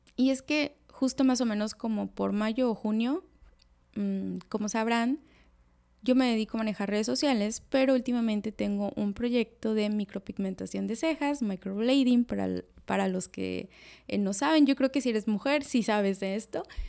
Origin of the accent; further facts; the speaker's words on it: Veracruz, Mexico; now in Cancún, Mexico; soy de Veracruz y que ahorita en estos momentos estoy viviendo en Cancún